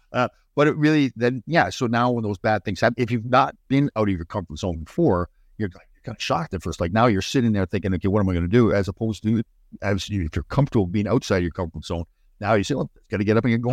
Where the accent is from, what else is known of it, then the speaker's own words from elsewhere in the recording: Canada; we're Canadian boys